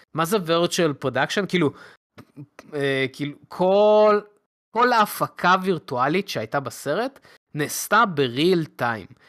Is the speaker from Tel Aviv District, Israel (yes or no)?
no; Beit Shemesh area, Jerusalem District, Israel; אני גדלתי באזור בית שמש